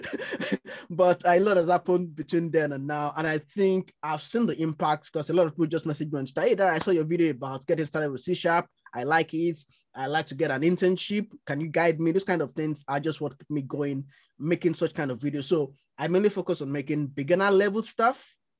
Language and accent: English; Nigeria; now in London, United Kingdom; grew up in Nigeria